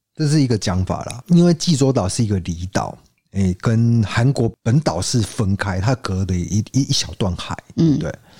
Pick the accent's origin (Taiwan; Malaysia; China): Taiwan; 我们台湾人